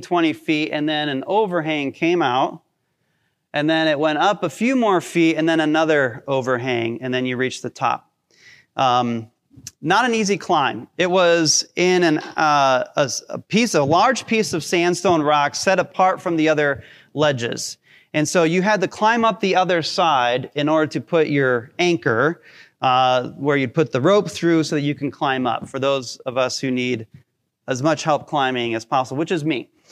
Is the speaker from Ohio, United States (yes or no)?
yes; Hinckley, Ohio, United States; I grew up in Hinckley